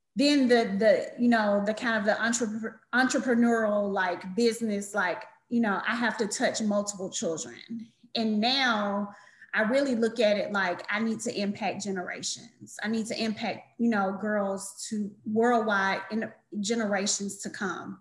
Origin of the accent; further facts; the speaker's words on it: Atlanta, Georgia, United States; I'm born and raised in Atlanta